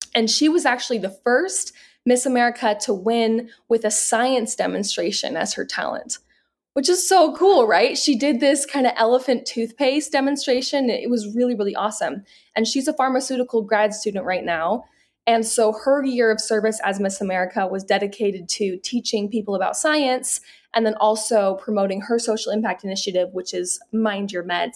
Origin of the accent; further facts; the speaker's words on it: Salt Lake City, Utah, United States; I'm born and raised in Salt Lake City